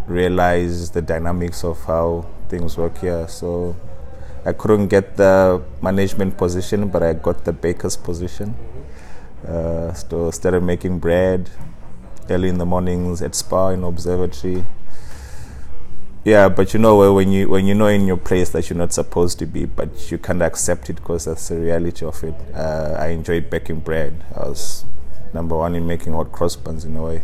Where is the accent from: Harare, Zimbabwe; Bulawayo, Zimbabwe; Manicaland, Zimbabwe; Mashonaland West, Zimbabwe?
Harare, Zimbabwe; moved away as an adult; now in Cape Town, South Africa; I'm Zimbabwean, born and bred in Harare